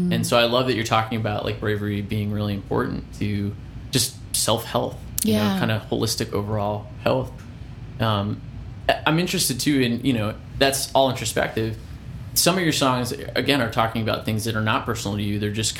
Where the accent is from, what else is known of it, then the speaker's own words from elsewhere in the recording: Florida, United States; I grew up in Florida, and I feel the same way about